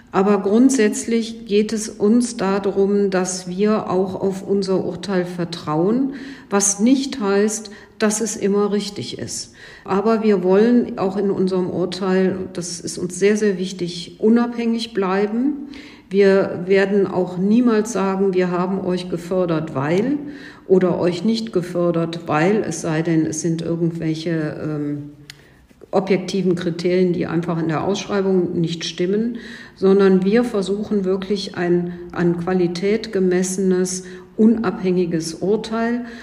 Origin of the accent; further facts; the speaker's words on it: Cologne, North Rhine-Westphalia, Germany; Ich darf Ihnen als Kölnerin äh, verraten